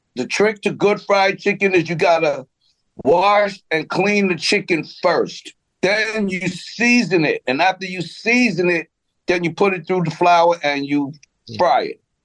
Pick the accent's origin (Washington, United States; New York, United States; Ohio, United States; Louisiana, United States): New York, United States; Roosevelt; I grew up in Roosevelt, and when I was in Roosevelt High School